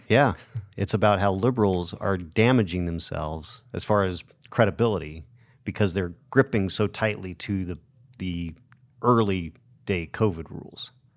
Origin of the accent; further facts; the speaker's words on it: Show Low, Arizona, United States; I grew up in Sholo, so there were lots of, lots and lots of Democrats when I was growing up there